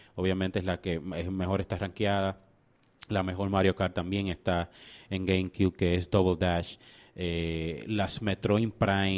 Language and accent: Spanish; Dominican Republic; nosotros como dominicanos